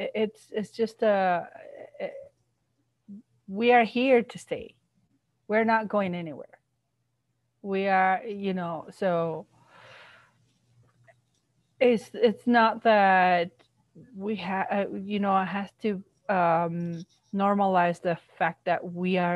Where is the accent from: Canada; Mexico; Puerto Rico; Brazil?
Mexico; first language Spanish; English is a second language; moved away; I was born in Mexico and learned to speak Spanish